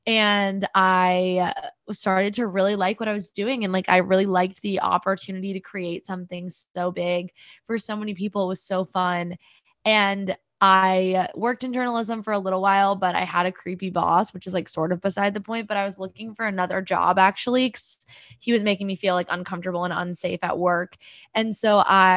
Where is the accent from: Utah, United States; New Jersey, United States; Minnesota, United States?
New Jersey, United States; moved away as an adult; also born or lived in Michigan / New York; I'm originally from New Jersey. I grew up there, was born and raised in Central Jersey